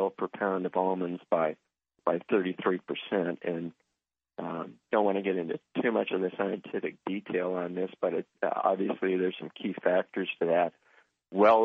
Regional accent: Central Valley, California, United States; I spent a lot of time growing up in the Central Valley, and actually during the summer times, I did work in the grape vineyards

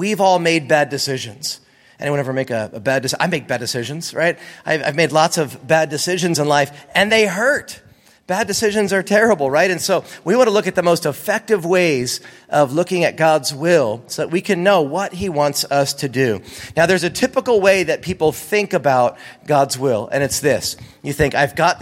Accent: East Coast, United States; now in California, United States; I grew up on the East Coast

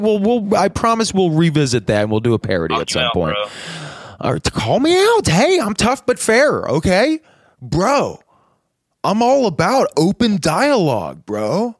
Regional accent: United States; I'm an American.

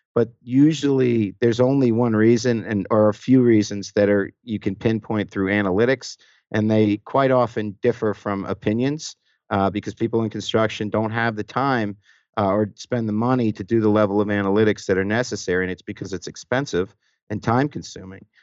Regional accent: New York, United States; moved away as an adult; now in Atlanta, United States; I was born and raised actually in New York

